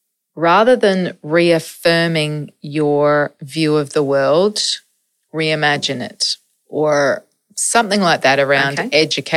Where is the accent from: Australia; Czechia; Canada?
Australia; Adelaide, South Australia; now in Melbourne, Australia; Adelaide's my hometown. Melbourne is my adopted town.